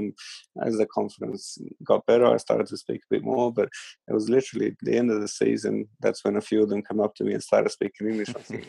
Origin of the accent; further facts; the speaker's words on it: Sydney, New South Wales, Australia; You know, it was the Sydney Olympics, my hometown.